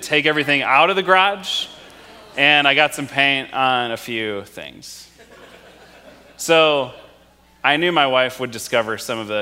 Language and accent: English; Wisconsin, United States; moved away; both my wife and I grew up in Wisconsin